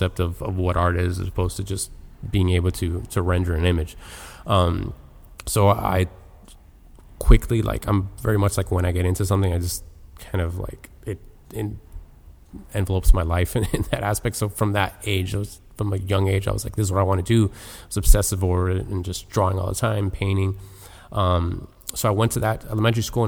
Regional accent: Miami, Florida, United States; Born and raised in Miami

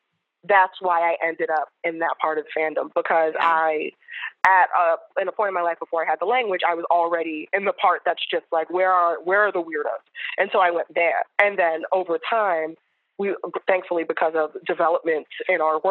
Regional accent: New York City, New York, United States; I grew up in New York City

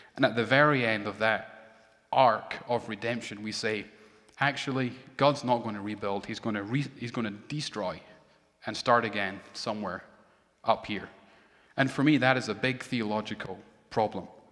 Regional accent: Edinburgh, Scotland, United Kingdom; born or raised there; moved away

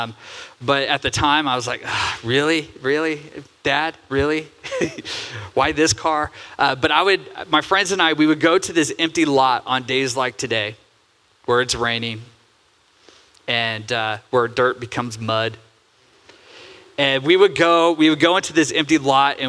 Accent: Santa Cruz, California, United States; now in Oregon, United States; Growing up, I grew up in Santa Cruz, California.

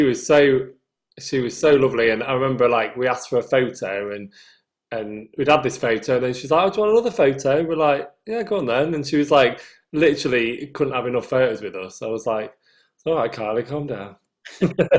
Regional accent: United Kingdom; accent: northern; my northern accent

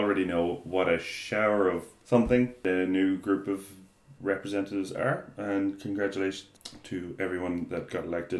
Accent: Ireland; moved away as an adult; also born or lived in Nájera, Spain; now in Spain; Well, sure, we're Irish.

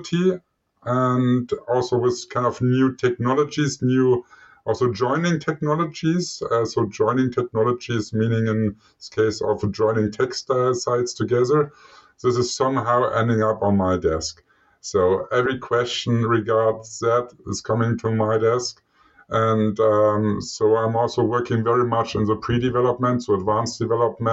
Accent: Germany; moved away as an adult; also born or lived in Switzerland / Norway; I eventually found my way back home, so to my home country, Germany

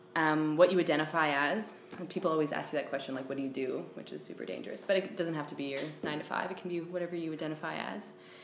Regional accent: Manitoulin, Ontario, Canada; moved away as an adult; also born or lived in Elliott Lake / Sudbury; now in Toronto, Canada; And I was born in Elliott Lake. I lived in Sudbury till maybe grade 2, moved to Manitoulin with my family for the rest of my childhood. After high school, lived in Sudbury again for 2 years, and then moved to Toronto for school, where I still currently live

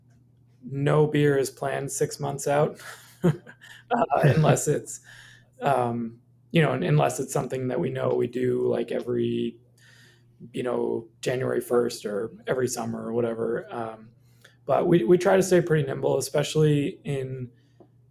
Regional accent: Maine, United States; moved away as an adult; also born or lived in Minneapolis; I grew up in Maine and, decided to move back with my family

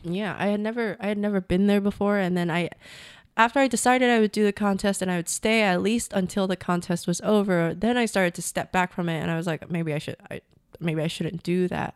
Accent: United States; moved away as an adult; now in Vietnam; I'm an American

